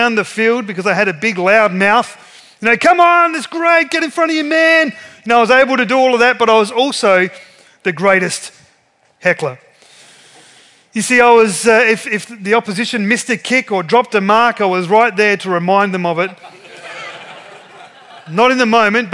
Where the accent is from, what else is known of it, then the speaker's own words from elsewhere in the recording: Ceduna, South Australia, Australia; I grew up in Ceduna. Many of you know that. Ceduna is a coastal resort town about 800 kilometres west of here